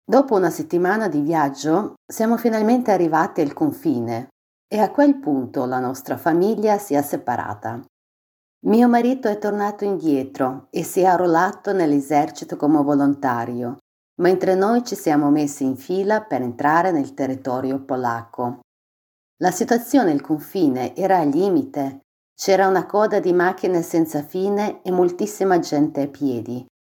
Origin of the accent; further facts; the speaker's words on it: Dnipro, Dnipropetrovsk Oblast, Ukraine; Italian is a second language; moved away as an adult; now in Italy; ho 44 anni e vengo da Dnipro.